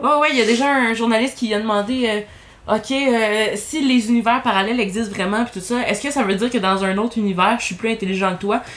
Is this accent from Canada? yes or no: yes; Saint-Eustache, Quebec, Canada; je viens de Saint-Eustache, hein, on a moins de gens de l'extérieur